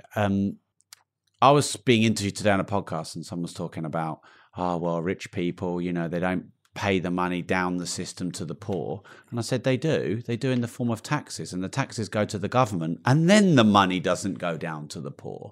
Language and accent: English; United Kingdom; I'm British